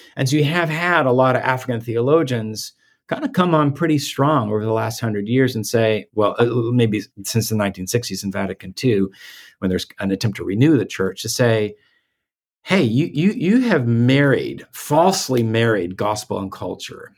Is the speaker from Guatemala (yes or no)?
yes; Guatemala; moved away; I, I grew up in Guatemala